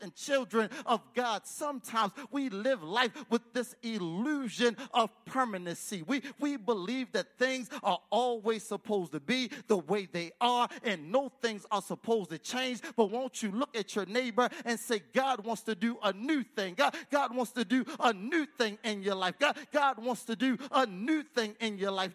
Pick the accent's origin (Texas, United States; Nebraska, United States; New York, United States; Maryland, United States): Maryland, United States; Baltimore; I'm from East Baltimore